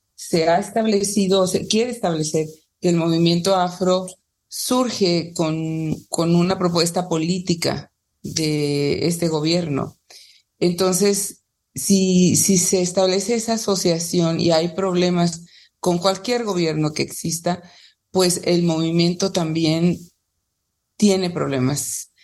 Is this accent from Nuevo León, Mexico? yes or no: no; Tamiagua, Veracruz, Mexico; soy de Tamiagua